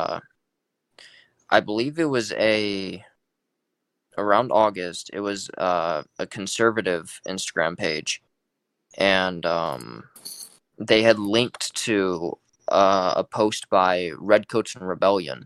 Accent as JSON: {"language": "English", "region": "California", "country": "United States", "tie": "born or raised there", "moved": "yes", "lives_now": "Georgia, United States", "said": "I'm from California originally, so I grew up in a heavily left-wing state"}